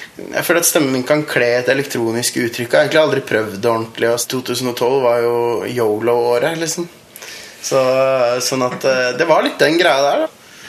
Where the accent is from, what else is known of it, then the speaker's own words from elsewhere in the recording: Norway; jeg er jo nordmann